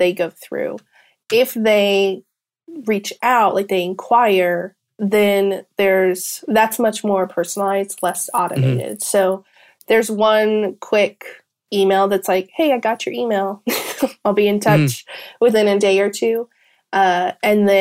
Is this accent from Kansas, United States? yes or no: yes; Kansas, United States; now in Georgia, United States; originally from Kansas, but I live in Georgia